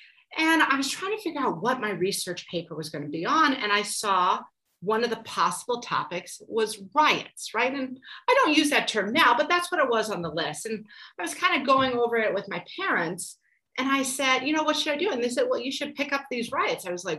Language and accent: English; Omaha, Nebraska, United States; moved away as an adult; also born or lived in Chicago; I grew up in Omaha, Nebraska. I went to college in Chicago.